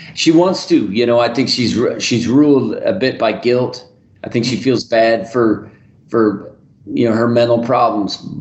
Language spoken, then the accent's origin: English; Reno, Nevada, United States; my hometown of Reno